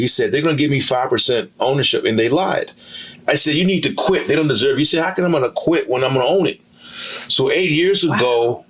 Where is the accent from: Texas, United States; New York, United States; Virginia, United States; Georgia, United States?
Virginia, United States; Roanoke; I grew up in Roanoke from a family of three.